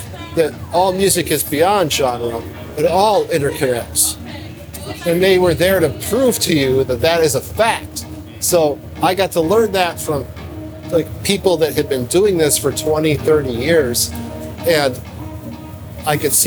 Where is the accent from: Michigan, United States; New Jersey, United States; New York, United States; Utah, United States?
Michigan, United States; Detroit; I grew up in Detroit